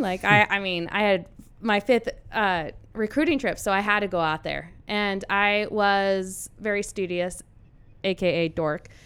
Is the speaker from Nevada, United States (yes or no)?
yes; Carson City, Nevada, United States; moved away as an adult; also born or lived in Colorado; I'm originally from Carson City, Nevada. I was a four-time state champion there